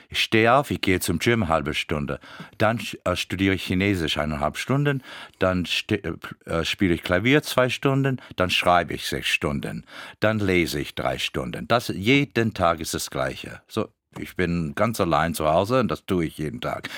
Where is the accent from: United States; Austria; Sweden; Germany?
United States; Florida; German is a second language; moved away; als Floridianer